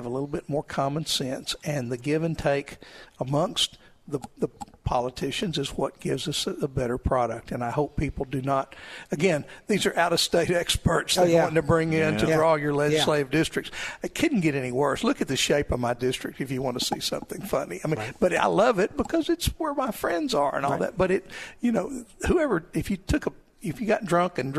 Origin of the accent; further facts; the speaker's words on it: Crossett, Arkansas, United States; moved away; I was born in Crossett